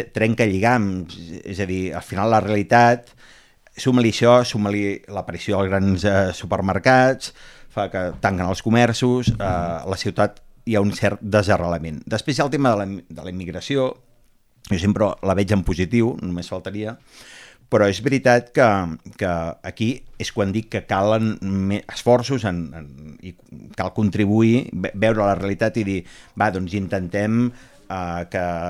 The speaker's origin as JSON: {"language": "Catalan", "town": "Barcelona", "region": "Catalonia", "country": "Spain", "tie": "born or raised there", "said": "el barri el meu barri d'infantesa, on jo anava a l'escola, a la Font d'en Fargues"}